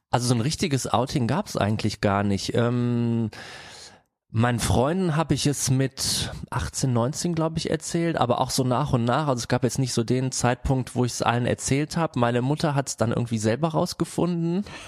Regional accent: Bergheim, North Rhine-Westphalia, Germany; now in Cologne, Germany; komme eigentlich aus Bergheim und wir wohnen jetzt zu viert

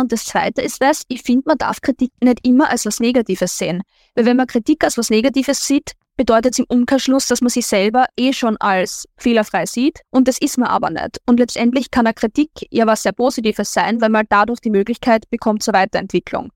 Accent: Linz, Upper Austria, Austria; ich bin aus Linz und es ist Linz ist die Hauptstadt von Oberösterreich

